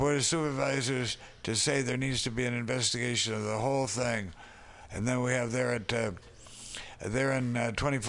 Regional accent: Minneapolis, Minnesota, United States; now in San Francisco, United States; when I came through my hometown

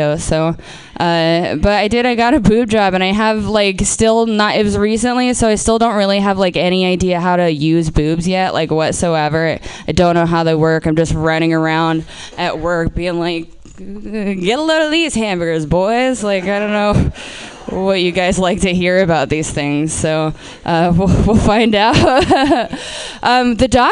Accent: Portland, Oregon, United States; I'm from Portland. I'm from Portland, Oregon

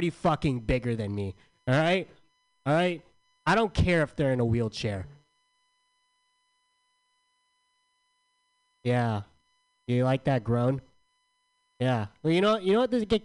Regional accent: San Diego, California, United States; I'm from San Diego

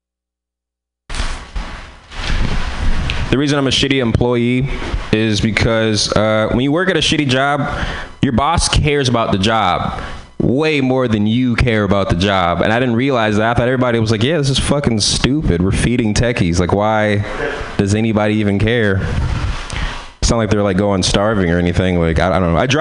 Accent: San Francisco, California, United States; I'm from San Francisco

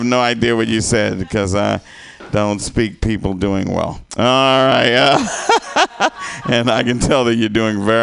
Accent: the South, United States; moved away; I'm from the South.

